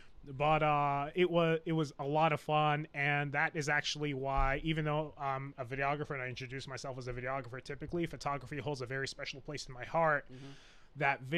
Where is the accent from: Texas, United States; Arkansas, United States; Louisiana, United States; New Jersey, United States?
New Jersey, United States; Clifton; moved away as an adult; I'm originally from North Jersey. Okay. Yeah, North Jersey, New York area. So I grew up in Clifton, went to school at Patterson, spent a lot of time in the Bronx.